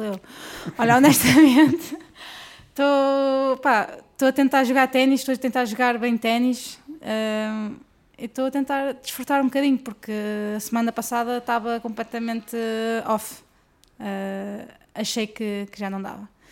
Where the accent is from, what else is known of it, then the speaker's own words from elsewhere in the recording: Guimarães, Norte, Portugal; eu sou do Norte